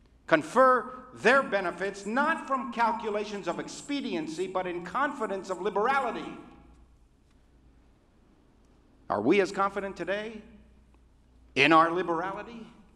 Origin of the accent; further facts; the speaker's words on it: Afghanistan; born there; the only difference between you and me is that I was born in Afghanistan.